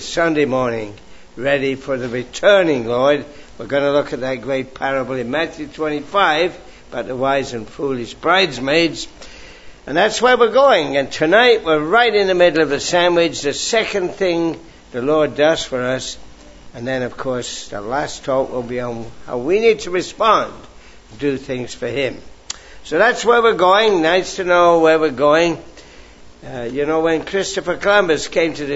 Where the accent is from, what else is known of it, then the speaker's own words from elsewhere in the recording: England, United Kingdom; I grew up in England